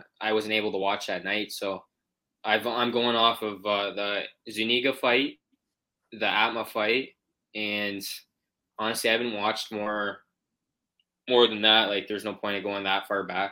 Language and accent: English; St. Catharines, Ontario, Canada; in my hometown here in St. Catharines